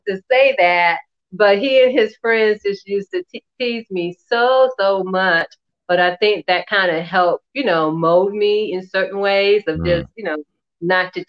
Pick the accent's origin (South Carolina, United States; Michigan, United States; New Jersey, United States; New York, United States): South Carolina, United States; Columbia; I grew up in Columbia, South Carolina